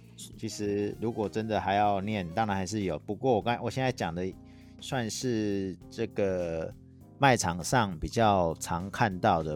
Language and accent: Chinese; Taiwan; accent: Taiwanese Mandarin; 我有那个台湾国语